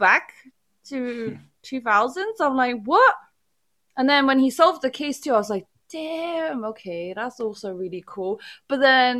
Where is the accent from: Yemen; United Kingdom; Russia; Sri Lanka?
United Kingdom; I fail as a Brit